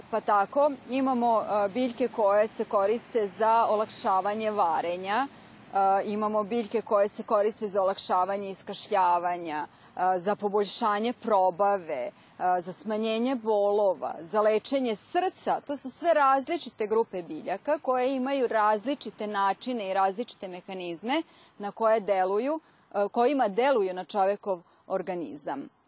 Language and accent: Croatian; Vojvodina, Serbia; kod nas u Vojvodini.